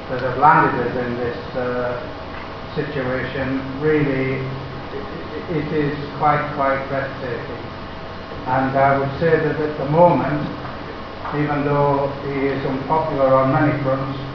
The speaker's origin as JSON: {"language": "English", "region": "England", "country": "United Kingdom", "said": "Being English"}